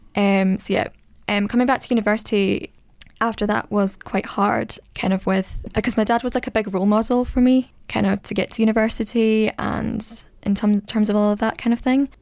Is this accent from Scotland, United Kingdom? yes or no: yes; Scotland, United Kingdom; I'm from Scotland.